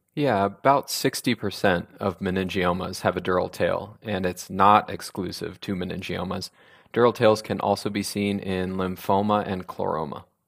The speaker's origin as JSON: {"language": "English", "town": "Sacramento", "region": "California", "country": "United States", "tie": "born or raised there", "also_born_or_lived": "Oregon", "said": "I grew up in Sacramento"}